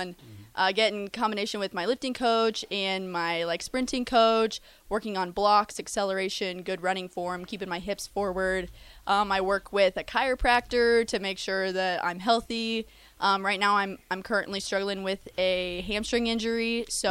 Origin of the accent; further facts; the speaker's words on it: Conestoga High School, south of Omaha, Nebraska, United States; I'm from Conestoga High School, which is about 20 minutes south of Omaha